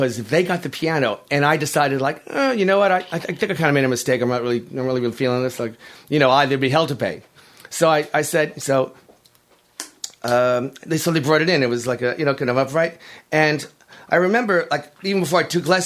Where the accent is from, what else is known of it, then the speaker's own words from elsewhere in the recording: New York City, New York, United States; I'm from Whitestone, Queens